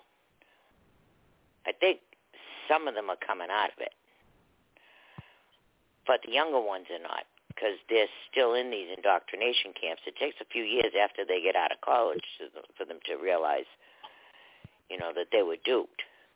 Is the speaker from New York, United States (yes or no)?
no; Boston, Massachusetts, United States; I grew up in Boston, but I did go to private school